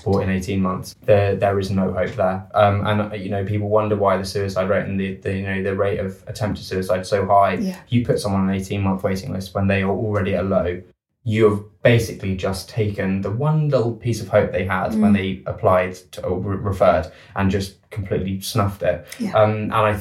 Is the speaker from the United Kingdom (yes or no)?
yes; United Kingdom; as a Brit